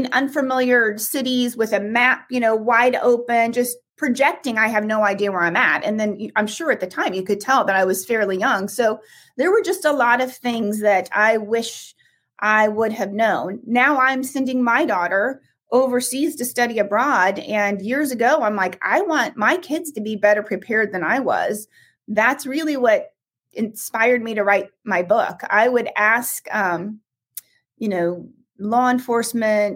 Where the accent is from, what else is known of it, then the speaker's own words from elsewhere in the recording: Midwest, United States; I was from the Midwest, so I was wired to be nice